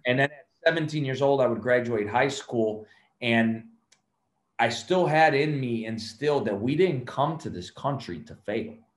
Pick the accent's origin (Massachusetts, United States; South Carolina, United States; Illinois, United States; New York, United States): Illinois, United States; Chicago; also born or lived in Cuba / California; We would go live with them in Chicago, and then uh, that's where I grew up in Chicago.